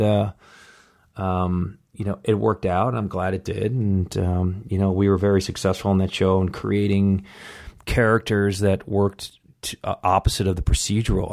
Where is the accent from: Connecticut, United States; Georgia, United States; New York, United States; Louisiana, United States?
New York, United States; Buffalo; moved away; I grew up in Buffalo, New York